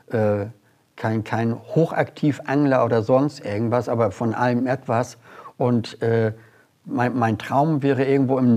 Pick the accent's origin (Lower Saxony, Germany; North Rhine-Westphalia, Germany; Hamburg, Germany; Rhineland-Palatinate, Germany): Hamburg, Germany; Ich bin Hamburger durch und durch